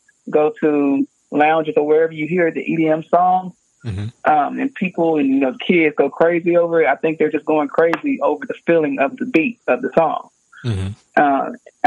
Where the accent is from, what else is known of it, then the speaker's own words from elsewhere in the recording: Houston, Texas, United States; I'm from Houston, Texas.